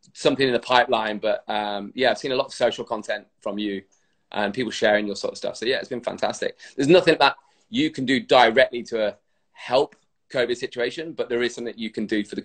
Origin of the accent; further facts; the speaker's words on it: Rugby, West Midlands, United Kingdom; moved away as an adult; also born or lived in North Yorkshire / Leeds; I was born in North Yorkshire, but I grew up in the Midlands. So I was kind of growing up in a place called Rugby.